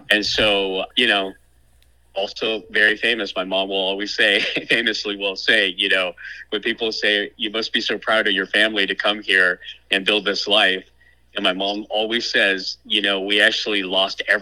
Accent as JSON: {"language": "English", "country": "Thailand", "tie": "born there", "said": "I was born in in Thailand. I was mm. born in a, a refugee camp uh, called …, which is also my namesake."}